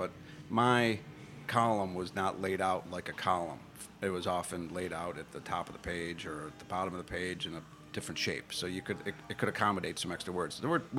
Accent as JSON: {"language": "English", "town": "Buffalo", "region": "New York", "country": "United States", "tie": "born or raised there", "also_born_or_lived": "Tallahassee, Florida / New Orleans, Louisiana", "moved": "yes", "said": "I grew up in Buffalo. But we moved south."}